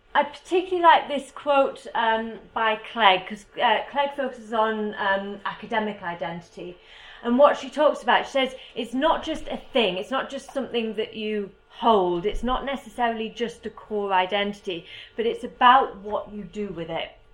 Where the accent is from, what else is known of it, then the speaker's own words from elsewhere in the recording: United Kingdom; As you can probably tell from my accent, I am from the UK.